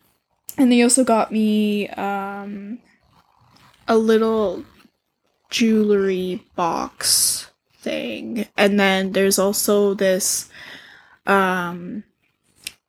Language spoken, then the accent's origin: English; Canada; we're Canadian